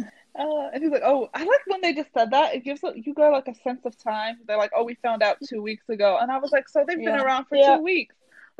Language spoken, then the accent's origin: English; Philadelphia, Pennsylvania, United States; accent: Philadelphian; I'm so Philadelphian.